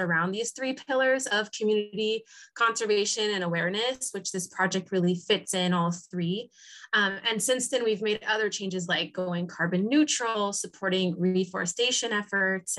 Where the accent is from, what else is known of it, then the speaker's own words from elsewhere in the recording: San Diego, California, United States; moved away as an adult; now in Lima, Peru; I grew up in San Diego, California, and I still visit regularly, but I've actually been based in Lima, Peru for over the last decade